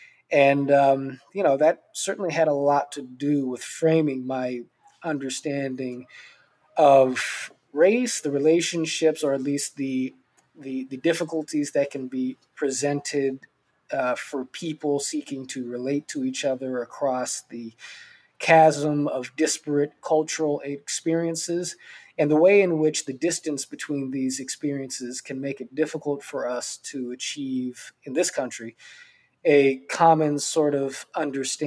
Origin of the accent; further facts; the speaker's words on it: Los Angeles, California, United States; I grew up in this very multicultural, diverse, middle-class community